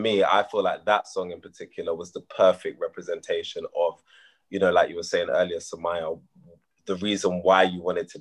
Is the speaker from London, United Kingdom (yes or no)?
yes; London, United Kingdom; born in London, born and bred in London